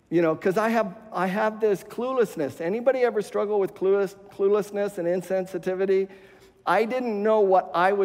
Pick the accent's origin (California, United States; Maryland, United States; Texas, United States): California, United States; West Covina; moved away; the same house that we were raised in West Covina